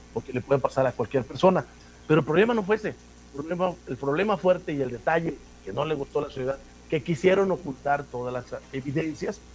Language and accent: Spanish; Sierra de Huautla, Morelos, Mexico; now in Jiutepec, Mexico; Soy oriundo del estado de Morelos, pero de la Sierra de Huautla. De allá soy.